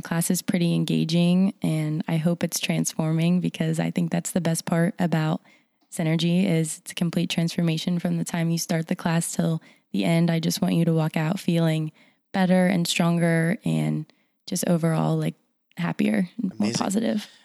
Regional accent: Morgantown, West Virginia, United States; I am from here, Morgantown, West Virginia.

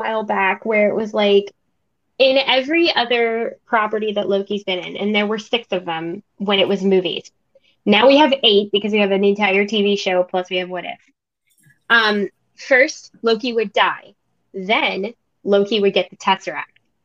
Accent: Louisiana, United States; I'm from Louisiana

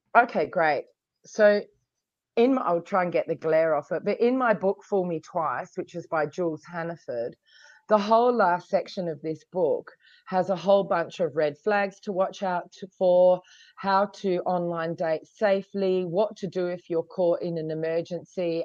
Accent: Australia; now in Hong Kong; I come from Australia, but I'm living in Hong Kong

